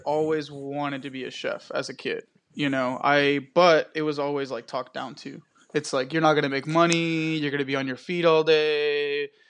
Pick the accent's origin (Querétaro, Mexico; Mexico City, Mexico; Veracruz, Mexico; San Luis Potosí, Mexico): Querétaro, Mexico; now in Dallas, United States; I was born in Querétaro, Mexico. I'm a local chef here in Dallas